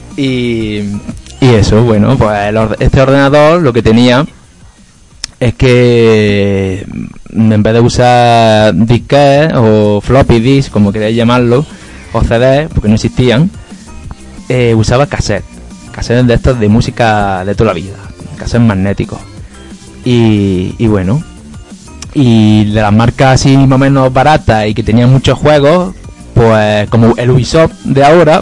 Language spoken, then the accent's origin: Spanish; Maracena, Andalusia, Spain; aquí en Maracena, en el pueblo había también un salón recreativo, estaba enfrente del colegio